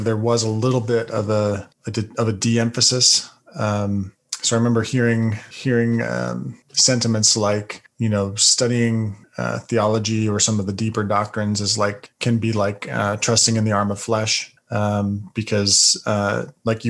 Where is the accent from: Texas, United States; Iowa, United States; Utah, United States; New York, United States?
Utah, United States; Salt Lake Valley; moved away; also born or lived in Northern Kentucky; I grew up in a ward in the Salt Lake Valley